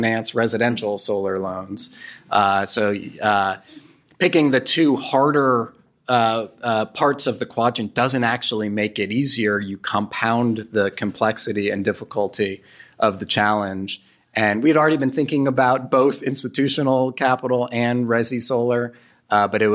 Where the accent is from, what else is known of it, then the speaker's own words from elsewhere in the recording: New York City, New York, United States; moved away; I'm from New York City